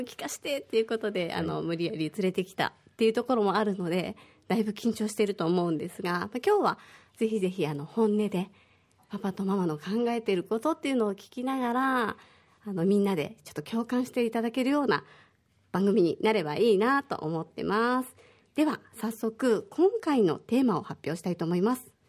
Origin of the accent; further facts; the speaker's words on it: Osaka, Japan; moved away as an adult; now in Okinawa, Japan; 私は大阪出身で、沖縄が好きで沖縄に移住してきて、えー、今年で12年目ぐらいになります